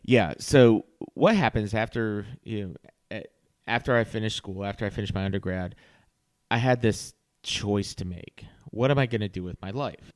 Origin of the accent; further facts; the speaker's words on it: Virginia Beach, Virginia, United States; also born or lived in Norfolk, Virginia; now in Raleigh-Durham, United States; I grew up in Virginia Beach